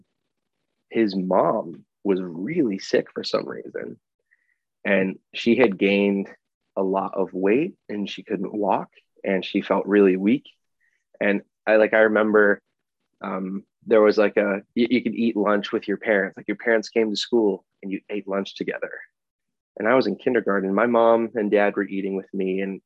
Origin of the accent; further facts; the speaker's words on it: Chambersburg, Pennsylvania, United States; moved away as an adult; now in Chicago, United States; I grew up in Chambersburg, Pennsylvania, and first 19 years of my life were South Central PA.